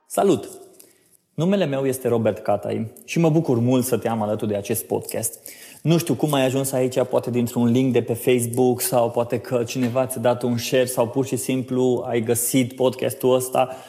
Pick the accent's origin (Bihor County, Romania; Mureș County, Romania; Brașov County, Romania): Bihor County, Romania; Oradea; now in Cluj-Napoca, Romania; sunt din Oradea, mutat în Cluj-Napoca pe sfert maghiar